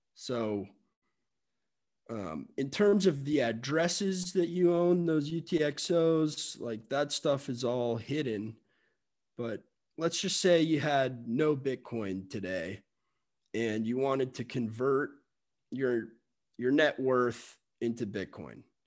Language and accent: English; Miami, Florida, United States; I'm from Miami